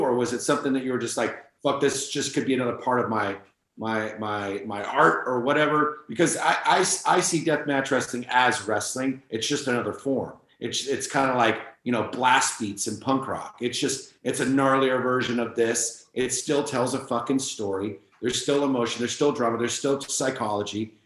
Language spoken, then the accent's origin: English; San Francisco, California, United States; I'm from San Francisco